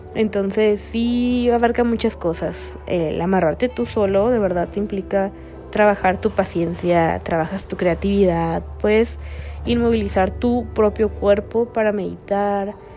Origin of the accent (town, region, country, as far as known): Tijuana, Baja California, Mexico